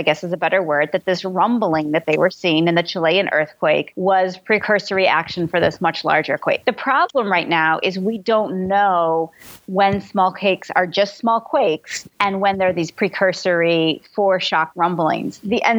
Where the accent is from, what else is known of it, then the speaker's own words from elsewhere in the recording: Midwest, United States; I grew up in the Midwest where, you know, in Tornado Alley